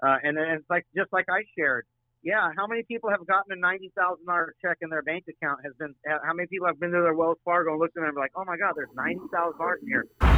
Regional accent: Syria; now in United States; I was born in Syria. I had to come to the United States and start with nothing.

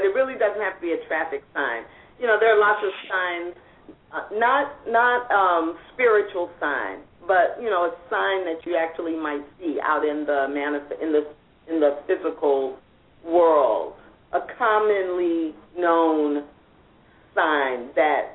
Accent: St. Louis, Missouri, United States; when I was growing up in St. Louis

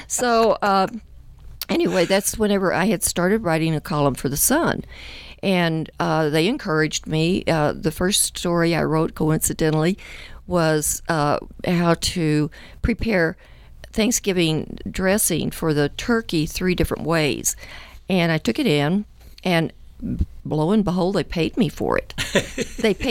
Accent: West Texas, United States; now in Colorado Springs, United States; I grew up in West Texas

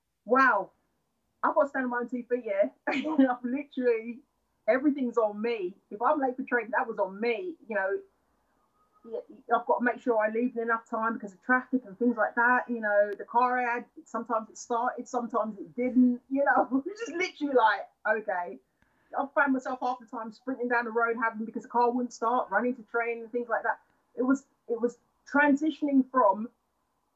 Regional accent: London, United Kingdom; moved away as an adult; also born or lived in United States; from London

